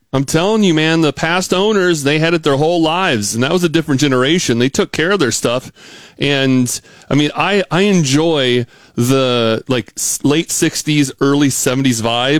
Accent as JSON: {"language": "English", "region": "Pacific Northwest", "country": "United States", "tie": "born or raised there", "moved": "as an adult", "lives_now": "Missouri, United States", "said": "I grew up in the Pacific Northwest"}